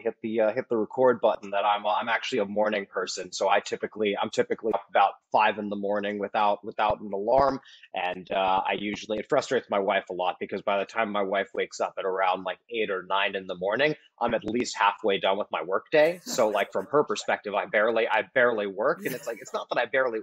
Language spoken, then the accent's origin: English; Silicon Valley, California, United States; I grew up in Silicon Valley